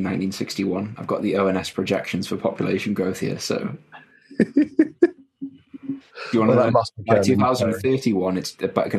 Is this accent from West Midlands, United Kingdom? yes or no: no; Newcastle upon Tyne, North East England, United Kingdom; We're both from Newcastle.